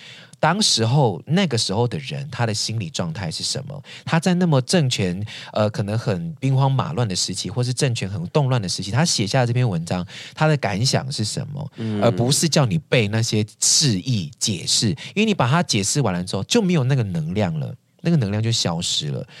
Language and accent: Chinese; Taiwan; 其实我们要在意的是，这个我们从这个基底当中发展出来属于我们台湾人真正有的东西。